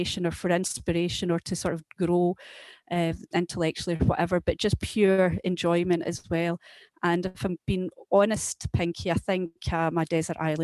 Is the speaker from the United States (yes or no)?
no; Lanark, Scotland, United Kingdom; I was brought up in Lanark